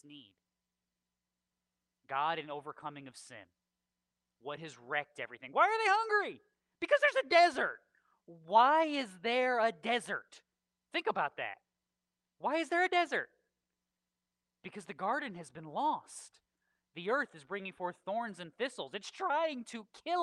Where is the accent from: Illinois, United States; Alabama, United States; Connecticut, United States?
Connecticut, United States; southwestern; moved away; When I lived in Connecticut, we lived on the southwestern portion of Connecticut